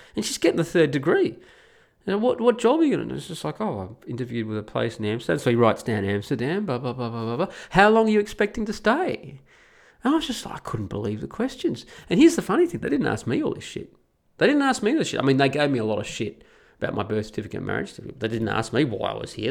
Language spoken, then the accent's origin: English; Australia; moved away as an adult; just like I was as an Australian